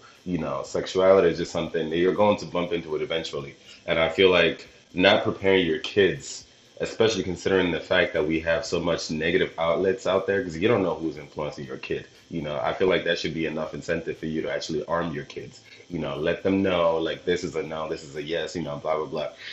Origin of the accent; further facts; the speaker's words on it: Nigeria; I'm Nigerian